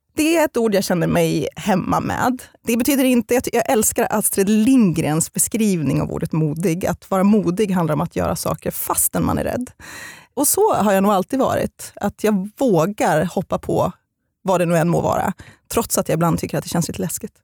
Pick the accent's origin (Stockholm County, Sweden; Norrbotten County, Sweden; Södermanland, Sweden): Södermanland, Sweden; Eskilstuna; also born or lived in Getinge / Halmstad; Men jag är främst uppvuxen i Eskilstuna, för mina föräldrar skildes när jag var fem år gammal.